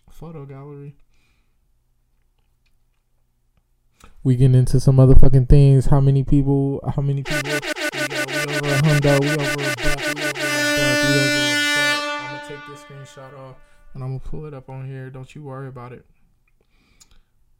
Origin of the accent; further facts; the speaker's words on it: Sacramento, California, United States; I'm from South Sac, baby. Not Elk Grove. Not Elk Grove at all. I just went to Sheldon my last 3 years of grade school